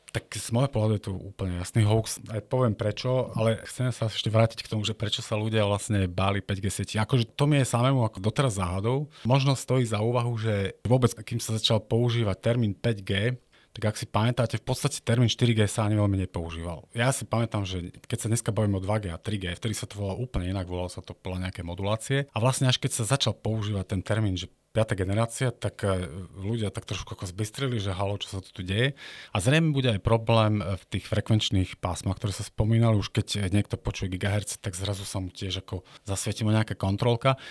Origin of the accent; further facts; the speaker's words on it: Tvrdošín, Žilina Region, Slovakia; moved away as an adult; now in Stupava, Slovakia; Ja som z Oravy, otec pracoval v Tesla Orava. Potom som vlastne ukončil strednú priemyselnú školu elektrotechnickú no, e, na mojej rodnej Orave v Tvrdošine